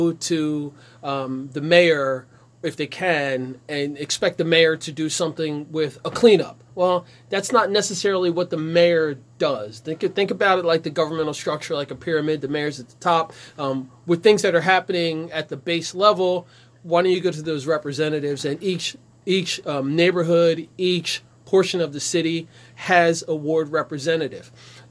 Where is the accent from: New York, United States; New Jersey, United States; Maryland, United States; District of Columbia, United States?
New Jersey, United States; Ewing; now in Trenton, United States; I grew up in Ewing in the 60s, 70s, and 80s